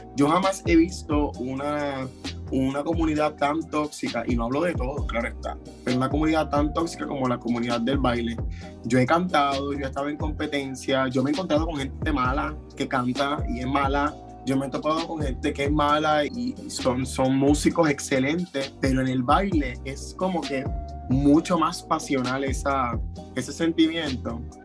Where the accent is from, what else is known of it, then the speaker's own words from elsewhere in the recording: Puerto Rico; somos los únicos puertorriqueños en nuestras propias categorías